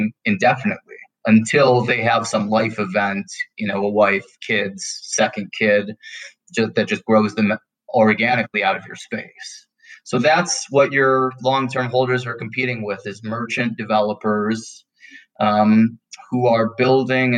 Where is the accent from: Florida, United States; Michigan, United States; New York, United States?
Michigan, United States; Detroit; moved away as an adult; now in Denver, United States; my hometown market of Detroit